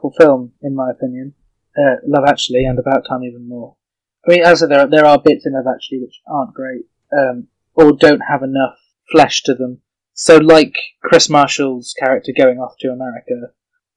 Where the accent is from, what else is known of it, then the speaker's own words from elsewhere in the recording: United Kingdom; as a British person who watches a lot of American films